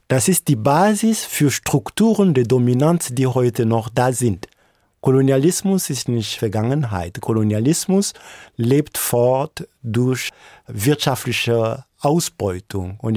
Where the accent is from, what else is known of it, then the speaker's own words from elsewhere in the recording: DR Congo; Ich bin unter der Militärdiktatur von Mobutu zur Welt gekommen und lange war es so, dass man von äh, Lumumba nicht gesprochen hat.